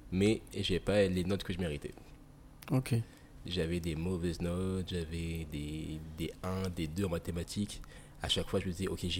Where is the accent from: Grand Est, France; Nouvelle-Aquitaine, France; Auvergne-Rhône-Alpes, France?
Grand Est, France; Nancy; born there; also born or lived in Saint-Dié-des-Vosges / Île-de-France; Je suis né dans le Grand Est. J'ai pas de souvenir de, cette époque-là. J'ai habité un peu à, Saint-Dié-des-Vosges.